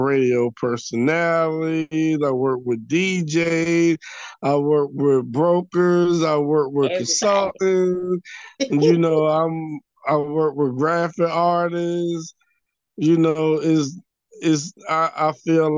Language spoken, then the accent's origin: English; Atlanta, Georgia, United States; I grew up in Atlanta.